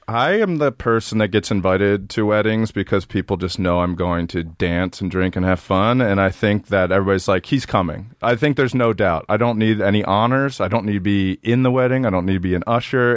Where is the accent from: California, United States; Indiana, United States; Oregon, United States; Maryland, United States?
Maryland, United States; born or raised there; moved away